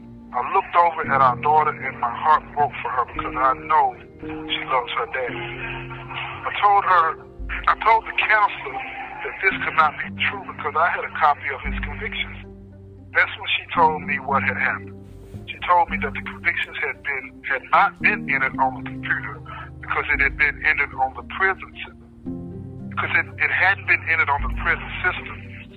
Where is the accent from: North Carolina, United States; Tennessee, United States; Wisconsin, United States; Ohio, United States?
Tennessee, United States; Nashville; Chris and I grew up together in Nashville.